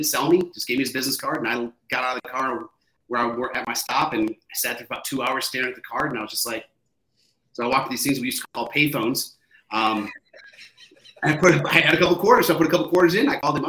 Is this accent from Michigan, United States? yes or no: yes; Michigan, United States; I'm from Michigan, so I was in Michigan.